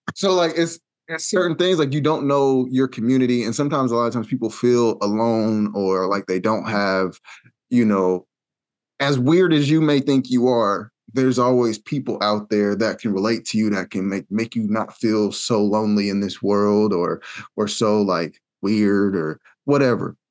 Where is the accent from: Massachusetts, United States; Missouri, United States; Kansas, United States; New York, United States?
Kansas, United States; Wichita; I'm from Wichita, uh, Kansas